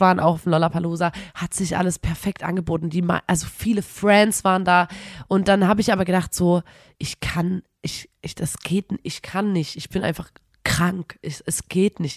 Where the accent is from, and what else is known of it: Erzgebirge, Saxony, Germany